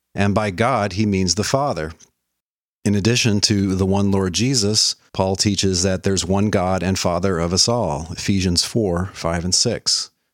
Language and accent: English; Dallas, Texas, United States; also born or lived in Providence, Rhode Island / Fredonia, New York; now in Middle Tennessee, United States; I grew up in Dallas, Texas